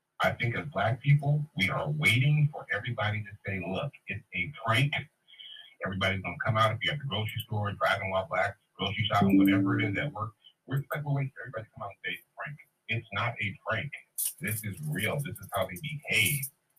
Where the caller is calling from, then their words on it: Fresno, California, United States; I'm calling from California, Central Valley.